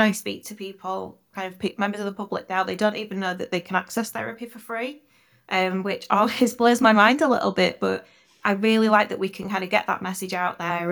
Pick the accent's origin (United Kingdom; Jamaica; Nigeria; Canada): United Kingdom; Yorkshire and the Humber; I spent a lot of time with my grandparents, uh, growing up in Yorkshire